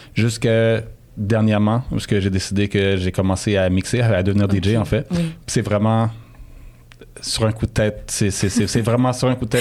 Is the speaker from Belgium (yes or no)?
no; Montreal, Quebec, Canada; j'ai grandi euh, à Saint-Michel euh, jusqu'à l'âge de 22 ans